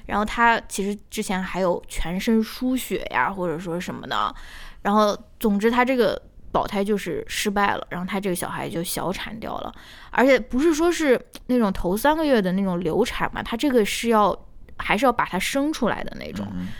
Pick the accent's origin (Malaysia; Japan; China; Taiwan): China; Shaanxi; accent: Shaanxi dialect; 我们陕西话就是瞎扯